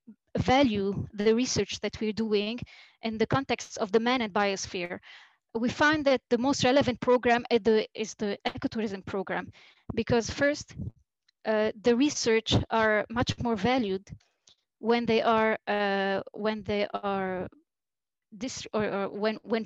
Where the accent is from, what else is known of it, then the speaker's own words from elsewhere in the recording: Yahchouch, Keserwan-Jbeil, Lebanon; I'm from Yashush